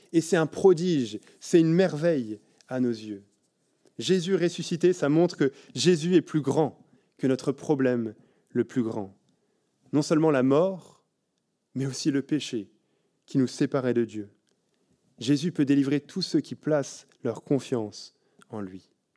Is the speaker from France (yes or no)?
yes; France; now in Belgium; en tant que Français en Belgique